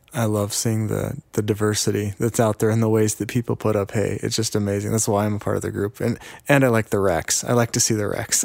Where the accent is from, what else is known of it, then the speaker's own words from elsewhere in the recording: Yakima, Washington, United States; I'm from Yakima